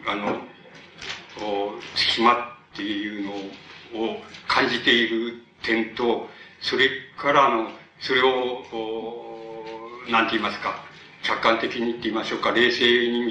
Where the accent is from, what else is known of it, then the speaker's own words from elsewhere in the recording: Tokyo, Japan; also born or lived in Shin-Tsukudajima; あの僕が月島に生まれて、大体えー、気が付いた時には新佃今で、あの、えー、子供からの時から、そうです、十四五のあたりまで、新佃島におりました